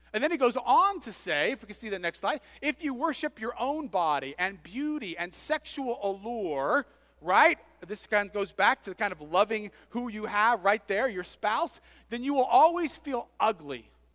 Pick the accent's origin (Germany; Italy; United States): United States; moved away as an adult; also born or lived in Scotland